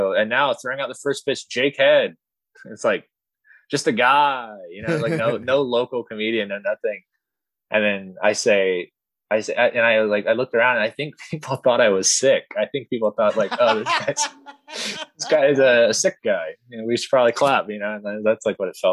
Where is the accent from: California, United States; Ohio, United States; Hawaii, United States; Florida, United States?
Florida, United States; Middleburg; I grew up in Middleburg, Florida